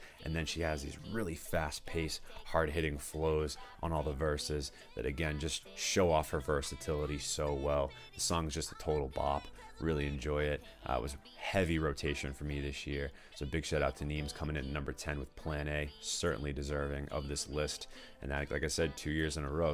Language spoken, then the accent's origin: English; Danvers, Massachusetts, United States; I'm originally from Danvers, so like I really am very familiar with that area